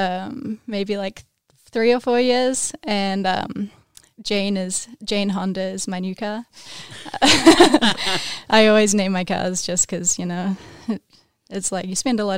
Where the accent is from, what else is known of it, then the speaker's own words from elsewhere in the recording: Wanaka, Otago, New Zealand; now in United States; I grew up in Wanaka